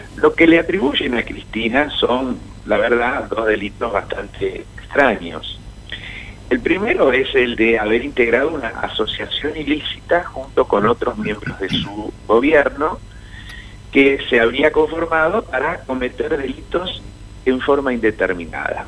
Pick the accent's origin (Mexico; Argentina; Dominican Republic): Argentina; como argentinos